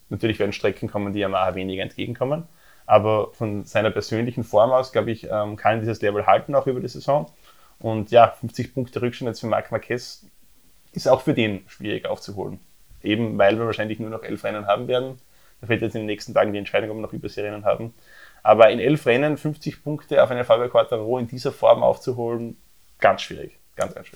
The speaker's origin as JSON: {"language": "German", "country": "Austria", "said": "bei uns in Österreich"}